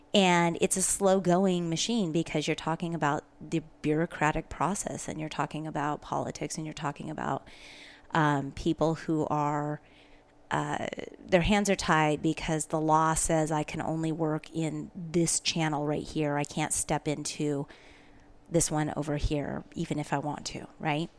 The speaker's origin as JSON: {"language": "English", "region": "Pacific Northwest", "country": "United States", "tie": "born or raised there", "also_born_or_lived": "Spokane, Washington", "said": "I was raised in the Pacific Northwest"}